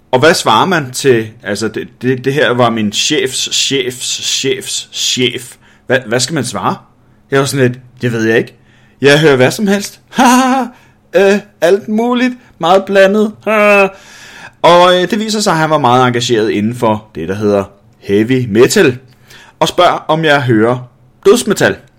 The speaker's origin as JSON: {"language": "Danish", "country": "Denmark", "said": "jeg som dansker"}